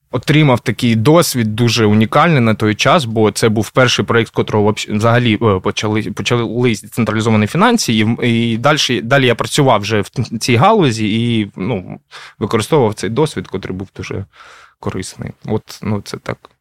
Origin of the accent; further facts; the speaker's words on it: Kharkiv, Kharkiv Oblast, Ukraine; я сам з Харкова